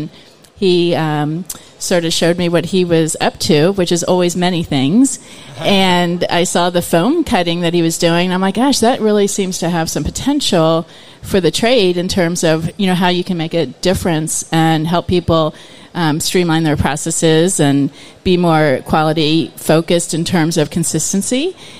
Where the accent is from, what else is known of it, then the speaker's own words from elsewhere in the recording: Florida, United States; now in Salt Lake City, United States; I came from the East Coast, actually, here in Florida. But about 23 years ago, I relocated to Salt Lake